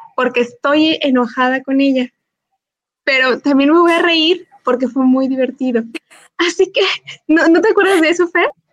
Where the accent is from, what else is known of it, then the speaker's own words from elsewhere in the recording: Cortazar, Guanajuato, Mexico; moved away; yo vengo de un, de un eh, pueblito, ya les he contado que vengo de Cortazar